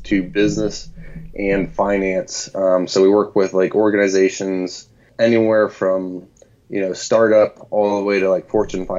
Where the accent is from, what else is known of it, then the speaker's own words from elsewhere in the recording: Williamsport, Pennsylvania, United States; also born or lived in State College, Pennsylvania; I grew up in Williamsport, Pennsylvania